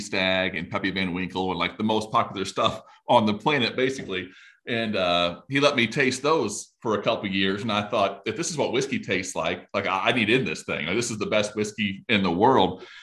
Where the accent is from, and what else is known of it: Indiana, United States